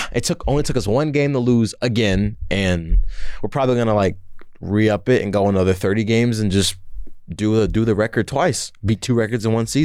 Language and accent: English; Detroit, Michigan, United States; moved away; I am from Detroit, Michigan. I grew up there for a long time